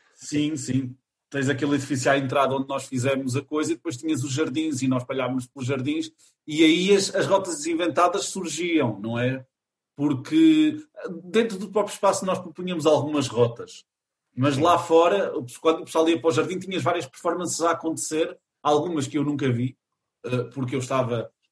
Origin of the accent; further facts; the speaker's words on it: Chaves, Norte, Portugal; also born or lived in Lisbon; eu sou natural de Chaves na minha concepção, apesar de ter nascido em Lisboa, porque eu fui para Uh, eh, depois de nascer para Chaves, foi aos três anos